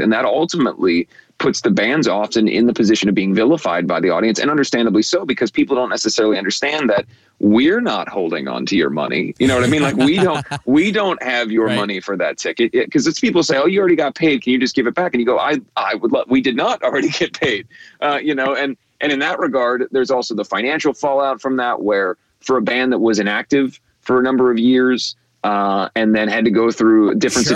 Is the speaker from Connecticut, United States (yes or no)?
no; Cincinnati, Ohio, United States; we did not have an NBA team uh, growing up in Cincinnati